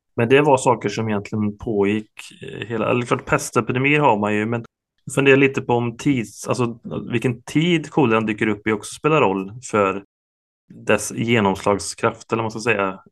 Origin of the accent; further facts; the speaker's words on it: Ulricehamn, Västra Götaland, Sweden; jag är, jag är från Ulricehamn